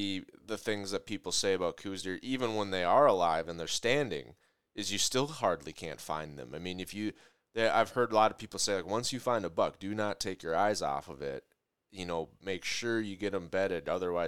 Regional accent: Minnesota, United States; I'm from Minnesota, so you get, a different look in Minnesota, Iowa, Wisconsin, Canada.

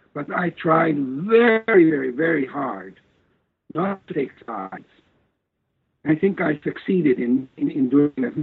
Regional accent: Novi Sad, Vojvodina, Serbia; moved away as an adult; also born or lived in Osijek, Croatia / Belgrade, Serbia; At the age of four, my parents moved to Serbia, to a region called Vojvodina

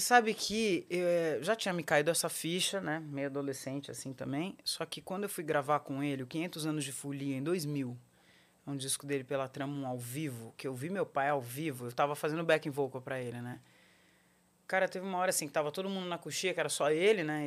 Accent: São Paulo, Brazil; Eu nasci em São Paulo, na Avenida Paulista

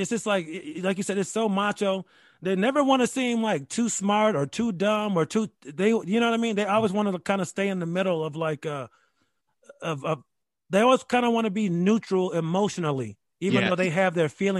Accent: Rochester, New York, United States; also born or lived in Dayton, Ohio; now in Charlottesville, United States; I'm from Rochester, New York. I went to private Catholic schools my whole life.

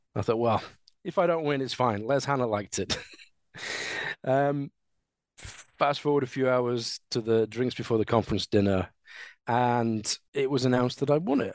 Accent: Sheffield, Yorkshire and the Humber, United Kingdom; So I am a Sheffielder. I was born in Sheffield. I've always lived in Sheffield

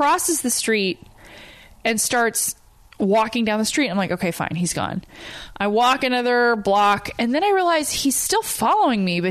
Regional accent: Huntington Beach, California, United States; moved away; I'm from Huntington Beach

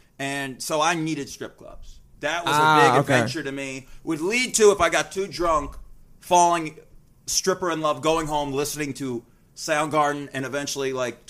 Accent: Las Vegas, Nevada, United States; moved away as an adult; I grew up in Vegas.

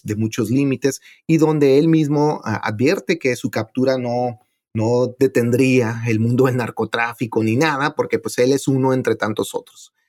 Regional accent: Ciudad Juárez, Chihuahua, Mexico; donde yo nací, en Ciudad Juárez

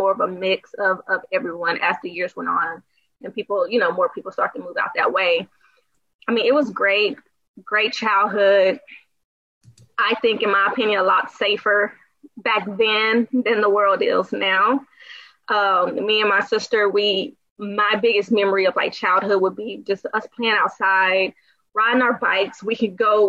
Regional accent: DeSoto, Texas, United States; I grew up in DeSoto, which is the suburbs right outside of Dallas. Was there pretty much my whole life from like the age of maybe 5 or 6 until I went off to college

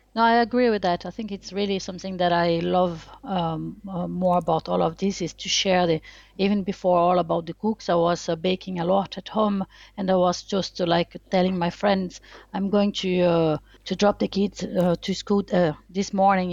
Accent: Brazil; English is a second language; moved away as an adult; also born or lived in France; now in Bristol, United Kingdom; I was born in Brazil. Uh, I'm French. I'm Brazilian French. I was born in Brazil and then moved to France when I was 18

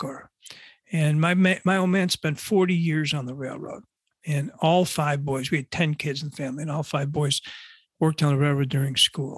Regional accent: Buffalo, New York, United States; now in North Shore of Chicago, United States; I grew up in Buffalo, New York, and a big Buffalo Bills fan

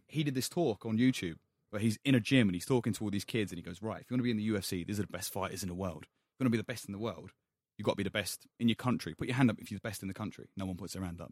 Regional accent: London, United Kingdom; I grew up in Hackney

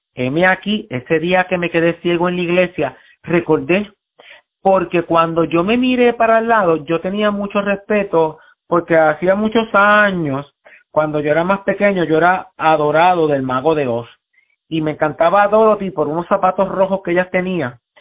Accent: San Juan, Puerto Rico; yo nací en Puerto Rico, en Río Piedra, en el Hospital Centro Médico

